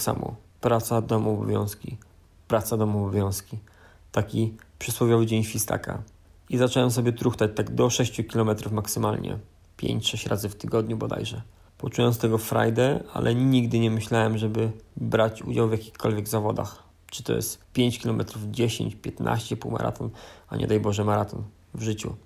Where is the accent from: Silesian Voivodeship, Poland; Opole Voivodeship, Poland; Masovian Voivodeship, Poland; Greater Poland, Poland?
Opole Voivodeship, Poland; Brzeg; Pochodzę z niewielkiego miasta, metropolia to na pewno nie jest, brzeg, połowa drogi między Opolem a Wrocławiem